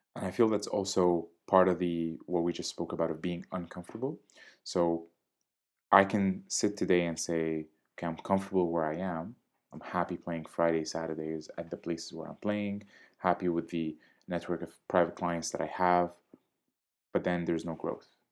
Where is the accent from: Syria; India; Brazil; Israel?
Syria; also born or lived in Jordan; now in Canada; I was born and raised in Syria. I lived for some time in Jordan before I moved to Canada.